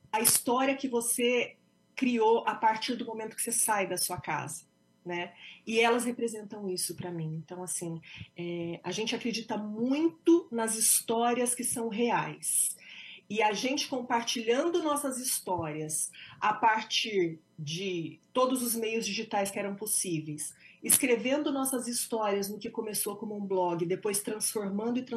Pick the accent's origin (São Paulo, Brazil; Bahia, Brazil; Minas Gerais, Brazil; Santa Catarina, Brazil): São Paulo, Brazil; interior of; moved away as an adult; also born or lived in New York, United States; now in United States; Eu não sou de Bitinga, mas eu sou de Birá, sou do interior pertinho também, São daqui. Paulo, pertinho.